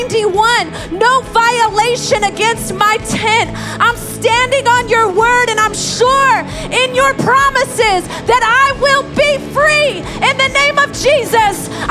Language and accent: English; Indiana, United States; moved away as an adult; now in New York, United States; I'm from Indiana.